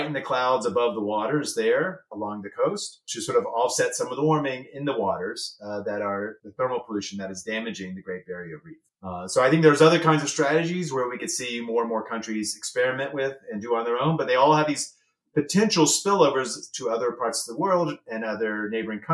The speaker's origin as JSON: {"language": "English", "country": "United States", "said": "as an American"}